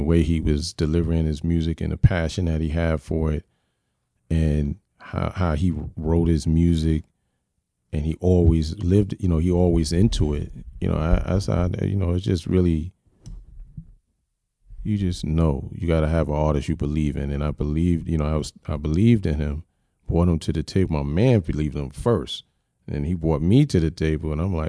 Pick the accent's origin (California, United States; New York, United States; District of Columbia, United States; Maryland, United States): New York, United States; Yonkers; But you know, Yonkers, I'm from Yonkers. I'm from Uptown, right. Period.